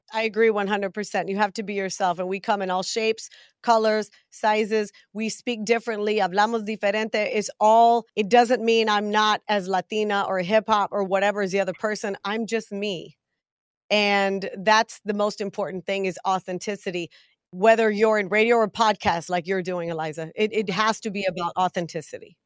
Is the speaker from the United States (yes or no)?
yes; Big Spring, Texas, United States; I was born in a little town called Big Spring, Texas